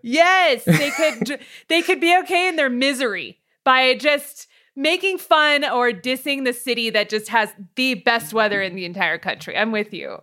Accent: Hacienda Heights, California, United States; also born or lived in Montebello, California; I was born in Montebello, which is right next to East L A. Uh, and I grew up in Hacienda Heights

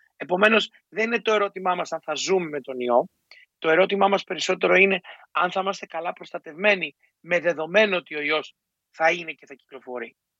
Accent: Greece; για μας ως Έλληνες

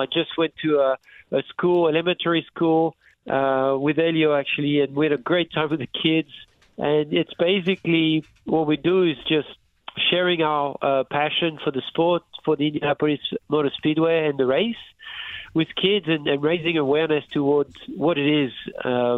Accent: France; moved away; I was raised in France

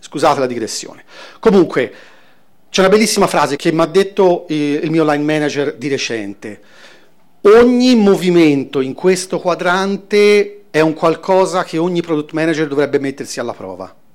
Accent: Florence, Tuscany, Italy; vengo da Firenze

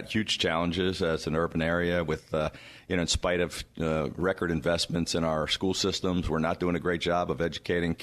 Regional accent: Washington area, Prince George's County, Maryland, United States; I was a Skins guy because I grew up in the Washington area

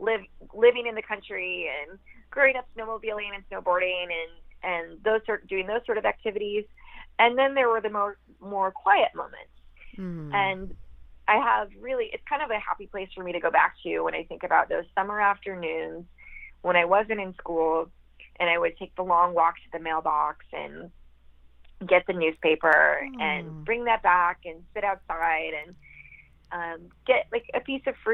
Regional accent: outside of Grand Rapids, rural Michigan, United States; So I grew up in rural Michigan. Outside of Grand Rapids, on a dirt road with horses and cats and dogs in the country next to a cornfield.

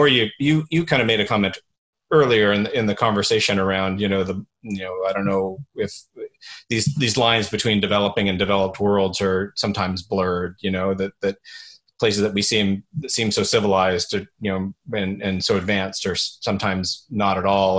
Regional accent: Canada; as a Canadian

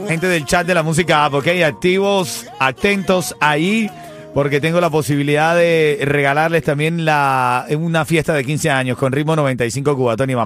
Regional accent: Venezuela; moved away; hermano venezolano

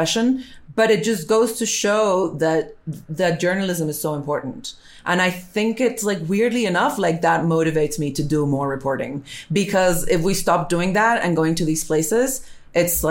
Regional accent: Colombia; I'm Hispanic and I speak Spanish and I'm from Colombia

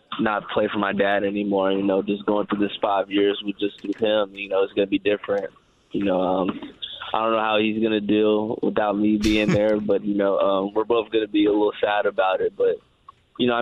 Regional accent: Bloomington, Indiana, United States; moved away; I was born and raised in Bloomington, Indiana

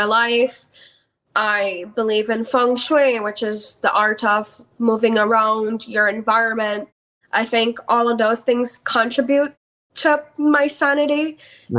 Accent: Belize; moved away; I'm from Belize where mental health has just started to become a stigma

